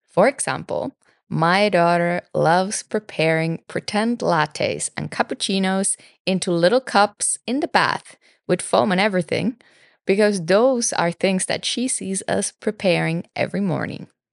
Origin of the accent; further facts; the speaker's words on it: Finland; I grew up in Finland